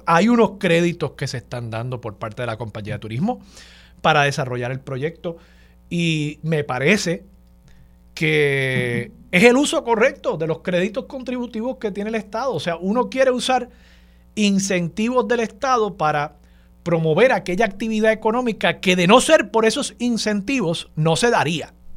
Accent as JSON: {"language": "Spanish", "town": "San Juan", "country": "Puerto Rico", "said": "como sanjuanero, como puertorriqueño, como persona que vivió por muchos años en el viejo San Juan"}